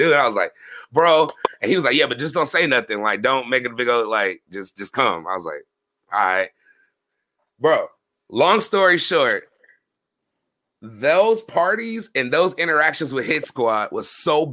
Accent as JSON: {"language": "English", "region": "California", "country": "United States", "moved": "yes", "said": "I'm from Cali"}